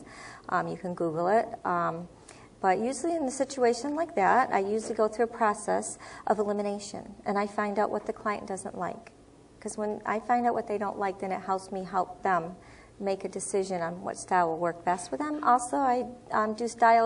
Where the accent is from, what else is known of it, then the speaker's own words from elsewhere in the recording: Syracuse, New York, United States; moved away as an adult; also born or lived in Florida; now in Spring Hill, United States; I originally came from Syracuse, New York. I was born here in Florida, but I relocated there when I was a young child